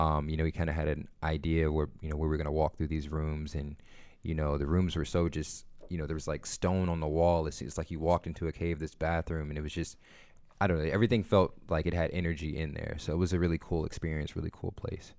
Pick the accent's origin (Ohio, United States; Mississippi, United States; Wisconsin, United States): Ohio, United States; Akron; I'm from Akron.